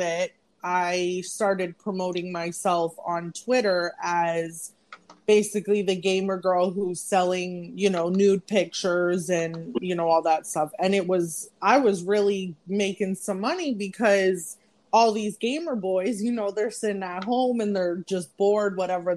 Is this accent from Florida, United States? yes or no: yes; Fort Lauderdale, Florida, United States; moved away as an adult; now in Brooklyn, United States; I'm originally from Fort Lauderdale, Florida, but I'm currently residing in Brooklyn, New York